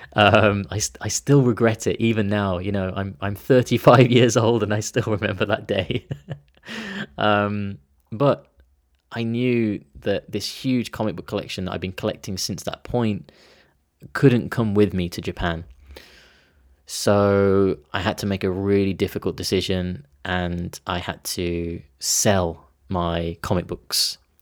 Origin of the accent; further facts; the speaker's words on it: Tamworth, West Midlands, United Kingdom; my hometown in, in Tamworth